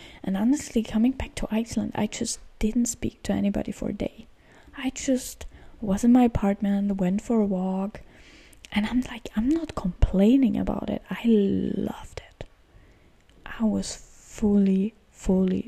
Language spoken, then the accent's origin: English; Austria; moved away; I have a lot of friends back in Austria, of course, like in my hometown, but like not in the town, but like in the area where I lived